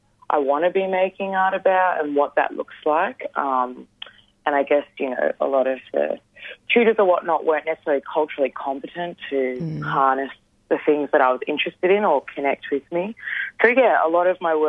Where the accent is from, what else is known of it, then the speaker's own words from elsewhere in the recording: Geelong, Victoria, Australia; I grew up in Wathaurong country, more commonly known as Geelong